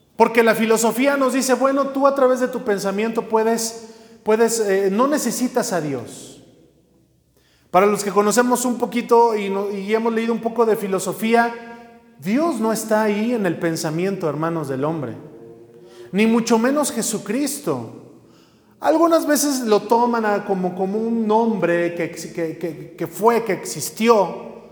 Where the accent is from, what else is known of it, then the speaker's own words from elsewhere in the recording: Mexico; lo cantamos como mexicanos